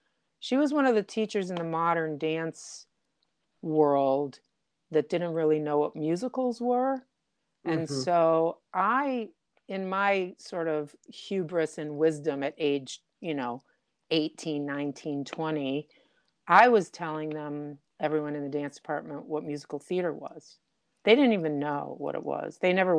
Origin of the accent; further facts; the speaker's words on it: Detroit, Michigan, United States; moved away as an adult; now in New York, United States; I'm from Detroit.